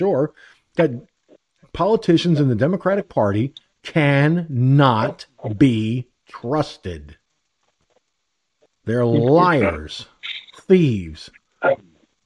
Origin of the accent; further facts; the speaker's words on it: Peekskill, New York, United States; moved away; I'm originally from Peekskill, New York, roughly about 10 miles away from Yorktown Heights